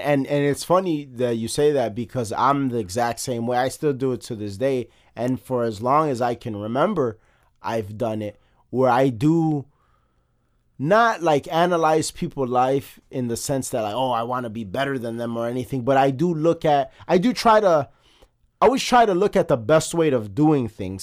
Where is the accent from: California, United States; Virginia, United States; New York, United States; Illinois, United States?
Illinois, United States; Chicago; we're both born and bred in Chicago